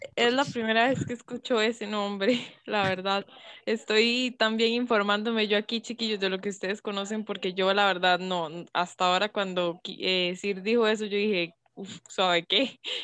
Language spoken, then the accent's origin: Spanish; Costa Rica; como buena tica